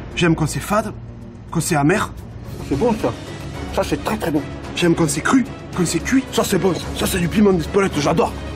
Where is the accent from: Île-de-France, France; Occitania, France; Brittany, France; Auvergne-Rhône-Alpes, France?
Auvergne-Rhône-Alpes, France; Bourgoin-Jallieu; also born or lived in Saint-Hilaire-de-Brens; now in Crémieu, France; Je suis né à Jalieu comme beaucoup, je suis de Saint-Hilaire-de-Brasse. Euh, je suis bergerien parce que j'ai passé toute mon enfance, ma grand-mère habite à Bourgoin